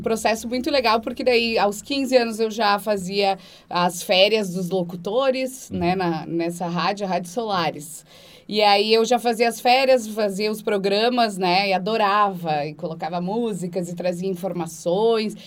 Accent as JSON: {"language": "Portuguese", "town": "Antônio Prado", "region": "Rio Grande do Sul", "country": "Brazil", "said": "Eu sou de Antônio Prado, lá no interior do Rio Grande do Sul."}